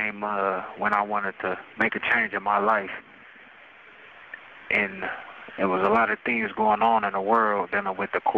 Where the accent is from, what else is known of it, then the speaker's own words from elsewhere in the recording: Canton, Ohio, United States; I came from Canton, Ohio, you know, better known as the Hall of Fame State, Pro Football Hall of Fame. Came up, you know, on the northwest end of Canton.